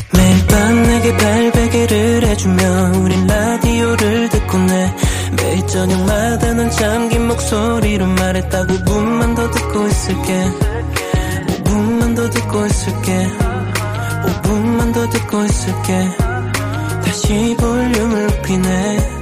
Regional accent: Changwon, South Gyeongsang, South Korea; moved away; 마사는 저에게도 홈스윗 홈이기 때문에

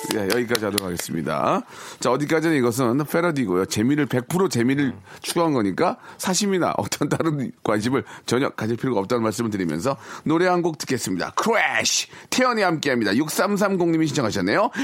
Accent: Gunsan, North Jeolla, South Korea; moved away; 군산 앞바다집이었어요

